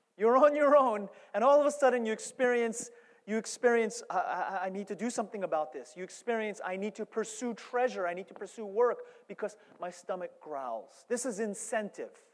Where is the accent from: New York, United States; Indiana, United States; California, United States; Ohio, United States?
New York, United States; I'm from New York